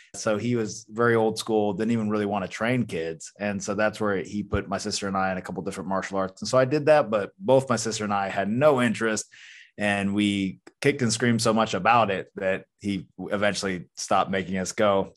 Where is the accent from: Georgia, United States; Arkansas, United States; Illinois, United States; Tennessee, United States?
Georgia, United States; Athens; I was born in the South in North Georgia, Athens, Georgia, to be precise, and just raised fairly normal